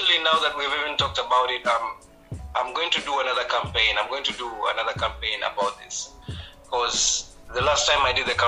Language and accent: English; Rwanda; moved away; I'm from Rwanda. I love my country so much. Even when I go back to Rwanda, I go back to Rwanda as a Rwandan